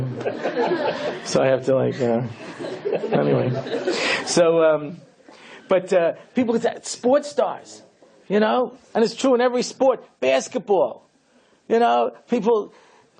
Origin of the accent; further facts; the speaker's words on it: New York, United States; I grew up here in New York in the early 1960s